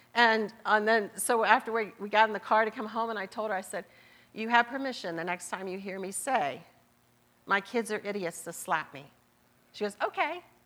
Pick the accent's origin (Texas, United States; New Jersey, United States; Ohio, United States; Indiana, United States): Ohio, United States; Marietta; accent: southern; I was born and raised in Marietta, Ohio